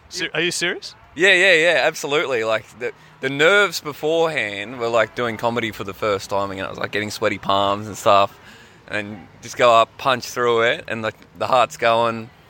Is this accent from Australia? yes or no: yes; Townsville, Queensland, Australia; I'm not just like a like a bogan from Townsville. And that's not all I am. I am a bogan from Townsville